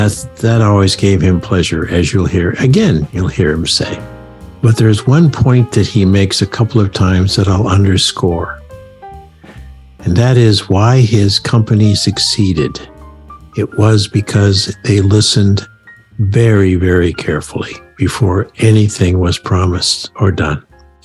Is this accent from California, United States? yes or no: no; Maine, United States; accent: Maine; now in Connecticut, United States; has a lovely Maine accent. Unlike I, because my accent faded away living down here in Connecticut all these years. Well, as soon as I start hearing Steve's accent, mine starts to come back.